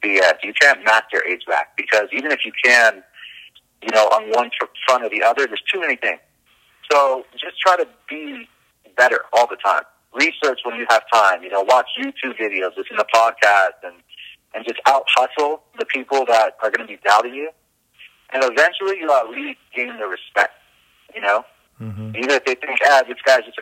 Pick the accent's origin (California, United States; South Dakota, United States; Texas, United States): California, United States; Los Angeles; moved away as an adult; also born or lived in Van Nuys, California; now in Florida, United States; In L.A. County, I grew up in the Valley, San Fernando Valley.